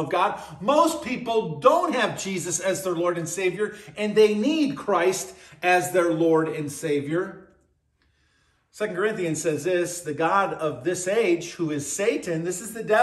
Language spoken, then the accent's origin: English; Buffalo, New York, United States; growing up in Buffalo